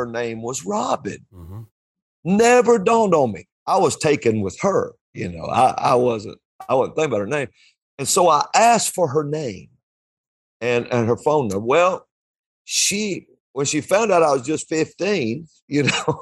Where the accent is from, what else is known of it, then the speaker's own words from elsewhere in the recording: Alabama, United States; I'm from Alabama.